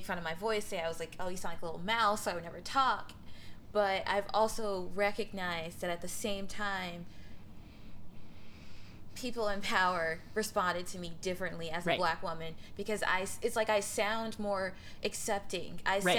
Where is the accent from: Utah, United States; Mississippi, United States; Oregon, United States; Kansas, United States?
Mississippi, United States; I'm from Mississippi. Can you tell?